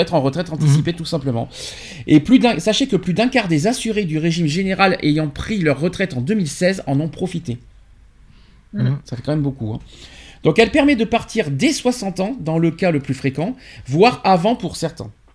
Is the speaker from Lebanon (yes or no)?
no; France; chez nous en France